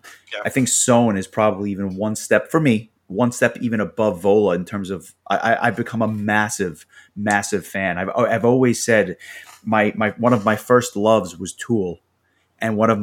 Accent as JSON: {"language": "English", "region": "New York", "country": "United States", "said": "As a New Yorker"}